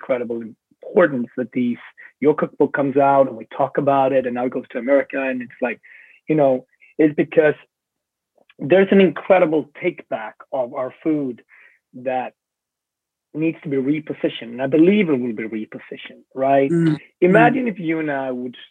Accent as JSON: {"language": "English", "country": "Sweden", "said": "I come from Sweden"}